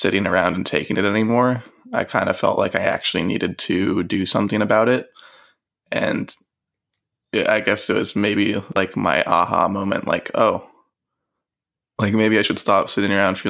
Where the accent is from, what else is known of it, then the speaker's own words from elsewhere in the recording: Marin County, California, United States; moved away as an adult; also born or lived in Washington State; I'm from Marin County in California, in the Bay Area, and I went to high school there